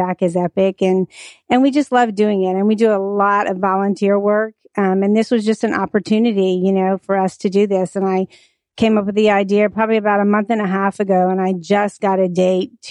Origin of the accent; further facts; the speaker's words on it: Louisiana, United States; moved away as an adult; I'm from Louisiana, and I've had two salons